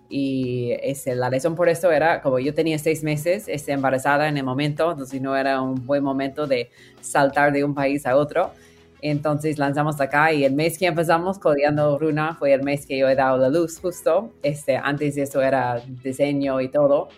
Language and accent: Spanish; near Silicon Valley, California, United States; Spanish is a second language; moved away as an adult; also born or lived in Peru / Mexico City, Mexico; crecí en California y, cerca de Silicon Valley